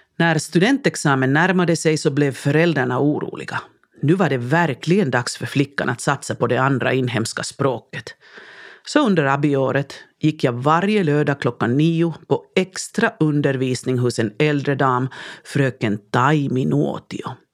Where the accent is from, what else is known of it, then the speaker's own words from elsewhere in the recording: Lahti, Päijät-Häme, Finland; accent: Finnish accent (svenska med finsk brytning); first language Finnish; Swedish is a second language; moved away as an adult; also born or lived in Sweden / Helsinki capital region; mitt tonårsjag hemma i Lahtis hade vetat att jag en dag ska bo och studera i Sverige